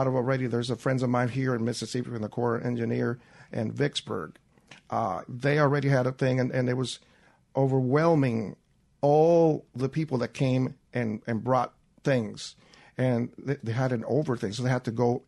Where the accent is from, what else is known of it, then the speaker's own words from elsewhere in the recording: San Juan, Puerto Rico; moved away; I was born and raised in Santurce, which is really close to San Juan